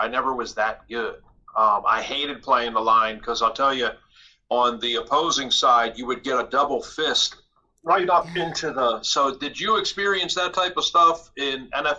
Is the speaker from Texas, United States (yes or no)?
no; Philadelphia, Pennsylvania, United States; Well, I'm from Philly.